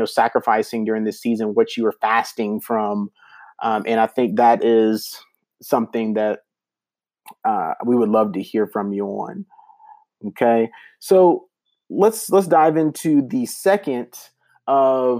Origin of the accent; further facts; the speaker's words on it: the South, United States; moved away; I grew up in the South